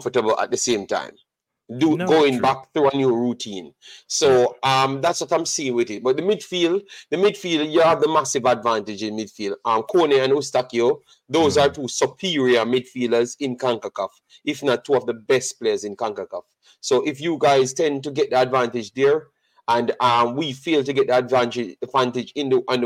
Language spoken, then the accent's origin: English; Jamaica; I'm Jamaican, regardless of what people tend to think. I am Jamaican